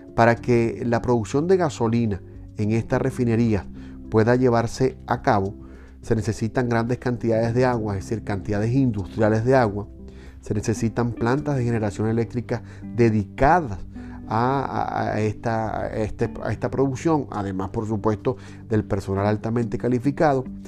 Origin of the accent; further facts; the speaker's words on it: Venezuela; como venezolanos